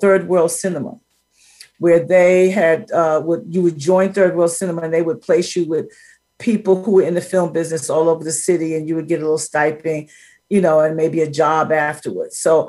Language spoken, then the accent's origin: English; New York City, New York, United States; Born and raised in Harlem, you know, latchkey kid, stayed at the library at 5 o'clock with my brother every day till my mother could pick us up.